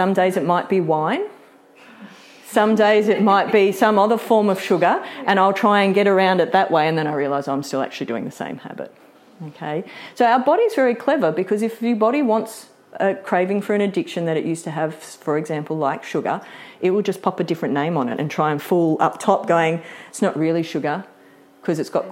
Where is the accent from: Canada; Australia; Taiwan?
Australia; Sydney, New South Wales; moved away; I grew up in Sydney